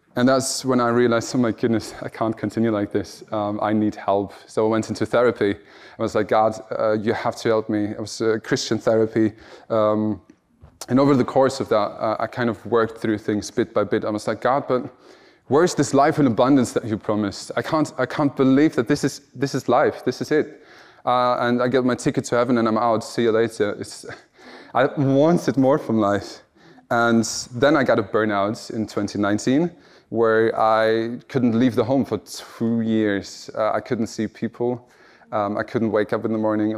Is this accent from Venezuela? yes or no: no; Germany; moved away; I'm from Germany and I'm standing in Wales